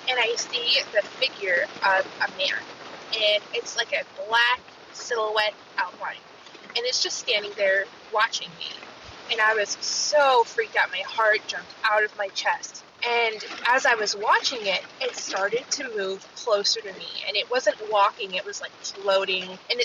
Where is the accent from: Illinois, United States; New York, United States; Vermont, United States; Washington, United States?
Washington, United States; Seattle; I'm from Seattle, Washington